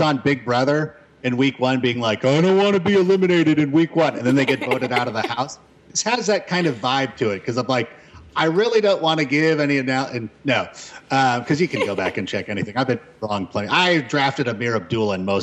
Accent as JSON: {"language": "English", "town": "Los Angeles", "region": "California", "country": "United States", "tie": "born or raised there", "said": "growing up in the Los Angeles area"}